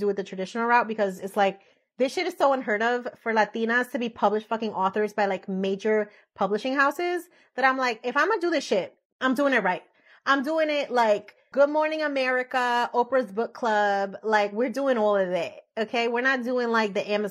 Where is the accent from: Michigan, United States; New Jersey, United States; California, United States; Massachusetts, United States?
New Jersey, United States; Elizabeth; moved away as an adult; now in Florida, United States; I grew up in Elizabeth, right outside of Newark